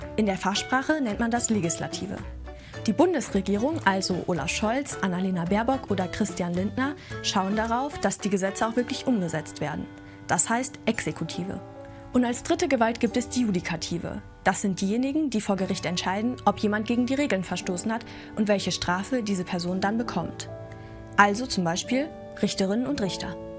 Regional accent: Germany; bei uns in Deutschland

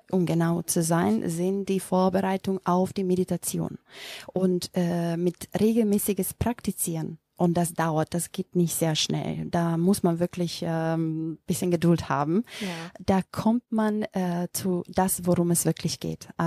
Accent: North Macedonia; first language Macedonian; German is a second language; Übersetzt aus dem äh, Mazedonischen. Das ist meine Muttersprache.

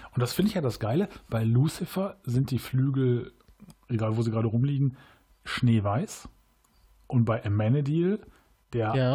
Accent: Cologne, North Rhine-Westphalia, Germany; Als Kölner ist man ja Rewe-Kunde

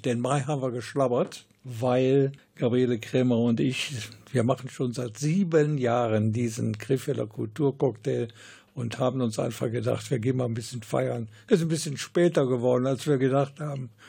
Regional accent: Krefeld, North Rhine-Westphalia, Germany; hier bei uns in Krefeld

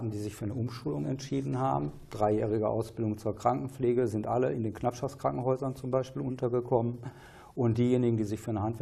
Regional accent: Bottrop, North Rhine-Westphalia, Germany; eine eben in meiner Heimatstadt Bottrop, Prosper Haniel

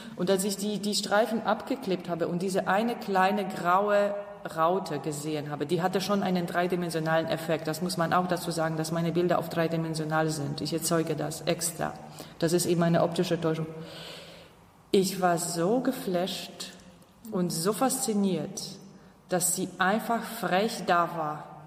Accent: Upper Silesia, Poland; moved away; Ich komme ja aus Oberschlesien

